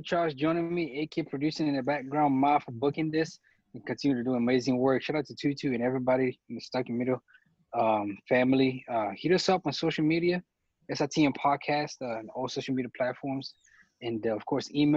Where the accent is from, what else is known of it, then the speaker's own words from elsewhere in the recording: Cameroon; I'm from Cameroon